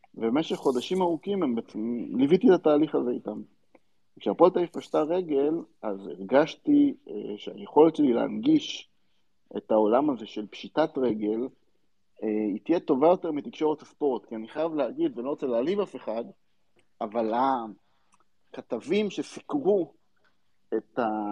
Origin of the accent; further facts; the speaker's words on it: Central District, Israel; אני גדלתי באזור אה, לא רחוק מנתניה, אה, באחד המושבים שמסביב לנתניה